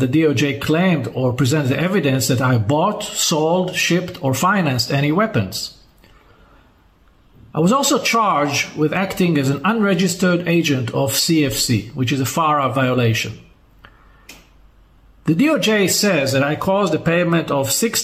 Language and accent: English; Israel; my home country of Israel, where I reside most of the time.